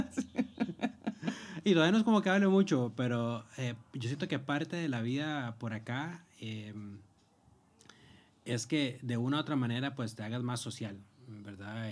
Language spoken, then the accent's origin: Spanish; Cartago, Costa Rica; moved away as an adult; now in Madrid, Spain; Soy originario de Cartago, en Costa Rica.